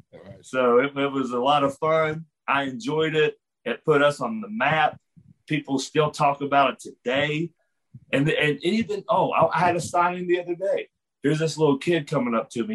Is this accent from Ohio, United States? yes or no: no; West Virginia, United States; I'm from West Virginia